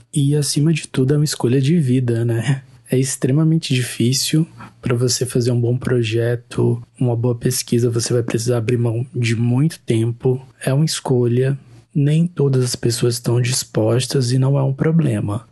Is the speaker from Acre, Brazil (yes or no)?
yes; Rio Branco, Acre, Brazil; Nós somos de Rio Branco, então, do estado do Acre